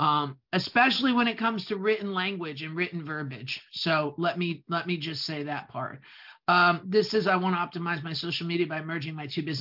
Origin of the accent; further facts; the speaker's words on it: New Jersey, United States; accent: New Jersey; English is a second language; my New Jersey accent